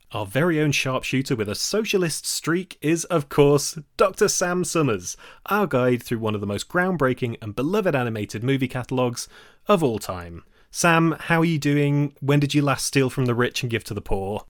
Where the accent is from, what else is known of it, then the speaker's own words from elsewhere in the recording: Nottingham, East Midlands, United Kingdom; I grew up in Nottingham.